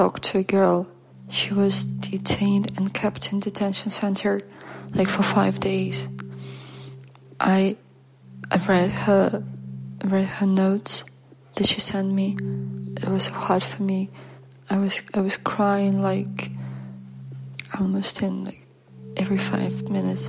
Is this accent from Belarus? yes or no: yes; Belarus; English is a second language; moved away; I'm from Belarus